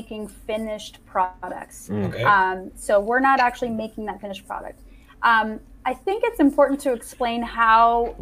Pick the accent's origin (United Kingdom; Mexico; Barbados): Mexico; I was born and raised in Mexico.